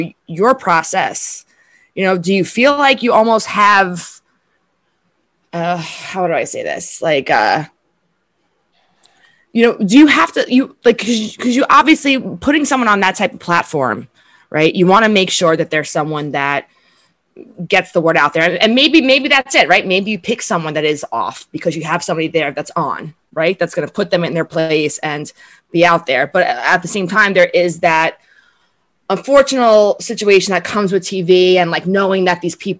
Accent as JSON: {"language": "English", "town": "New York City", "region": "New York", "country": "United States", "said": "I'm from Staten Island, New York."}